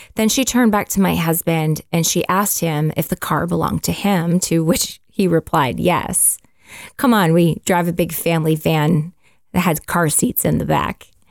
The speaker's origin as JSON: {"language": "English", "country": "Canada", "said": "And we're Canadian, we live in Canada"}